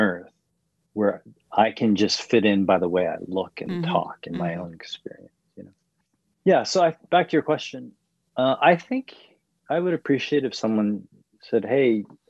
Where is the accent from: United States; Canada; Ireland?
Canada; Because culturally, I am Canadian.